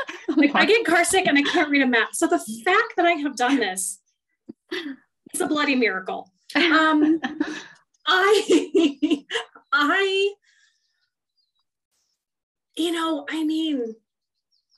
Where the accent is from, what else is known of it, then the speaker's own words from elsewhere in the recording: Western Kansas, United States; moved away; I literally come from a small town in Western Kansas